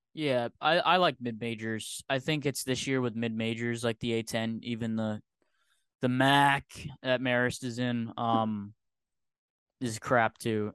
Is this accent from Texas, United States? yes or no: no; Rhode Island, United States; I'm a Rhode Islander at heart, but I'm a New Yorker in the brain